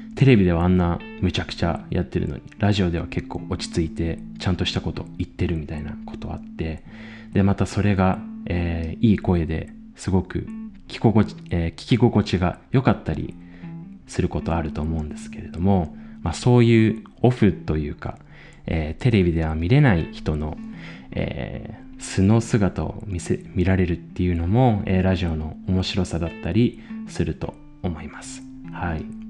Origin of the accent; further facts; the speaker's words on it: Chiba, Japan; moved away as an adult; also born or lived in Tokyo; now in Austria; 千葉県出身の26